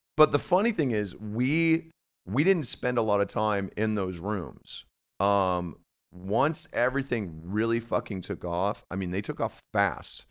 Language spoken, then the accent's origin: English; Midwest, United States; growing up in the Midwest